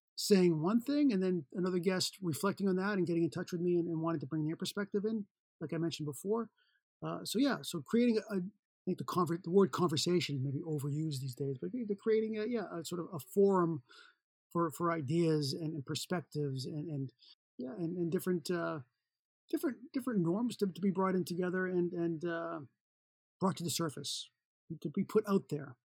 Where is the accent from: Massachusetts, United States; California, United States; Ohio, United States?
Massachusetts, United States; Boston; moved away; I'm from Boston, Massachusetts originally